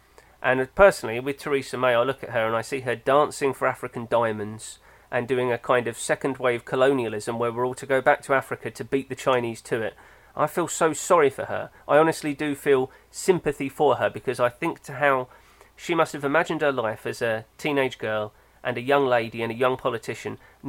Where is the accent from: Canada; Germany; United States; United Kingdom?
Germany; even though I identify as European and German, I am British in the way that I don't want to be rude to people.